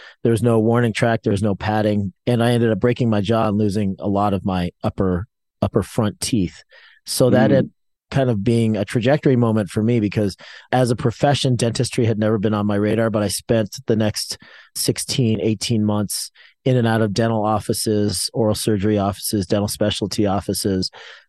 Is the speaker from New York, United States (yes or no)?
yes; New York, United States; born there; also born or lived in Boulder / Tucson / Southern California; I was born actually in New York. Then we went to Boulder, Colorado, then Tucson, Arizona, then Southern California. I kind of moved around a lot as a kid